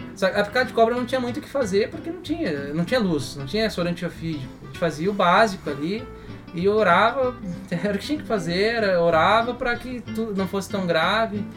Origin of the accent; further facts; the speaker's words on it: Brazil; first language Portuguese; moved away as an adult; also born or lived in Papua New Guinea; a gente é brazuca aqui